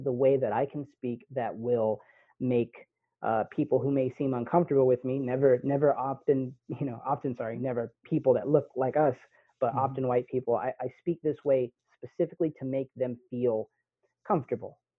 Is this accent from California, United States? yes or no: yes; Pittsburg, California, United States; I grew up here in the Bay Area, and you know, my dad did a really good job of keeping me from going places